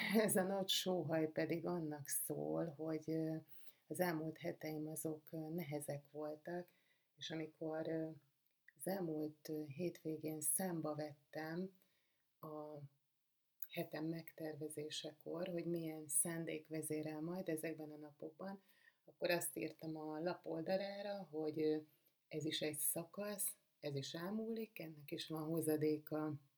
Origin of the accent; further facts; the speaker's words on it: Budapest, Hungary; egészen sokáig úgy éltem az életemet, hogy én egy tőzsgyökeres budapesti vagyok